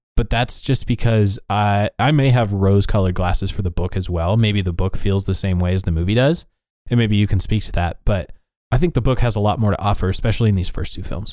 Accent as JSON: {"language": "English", "region": "Iowa", "country": "United States", "tie": "born or raised there", "said": "we were in a community when I was growing up in Iowa"}